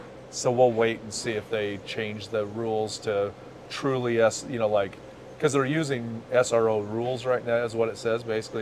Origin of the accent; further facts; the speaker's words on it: Phoenix, Arizona, United States; we're from Phoenix